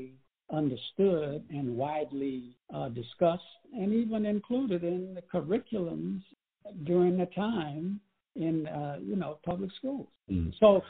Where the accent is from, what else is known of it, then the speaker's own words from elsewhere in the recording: Alexandria, Louisiana, United States; I was born in 1942 in Alexandria, Louisiana